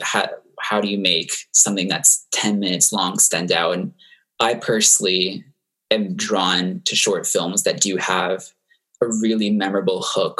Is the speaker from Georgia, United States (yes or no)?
no; Florida, United States; I teamed up with a teacher at my local high school in my hometown in Florida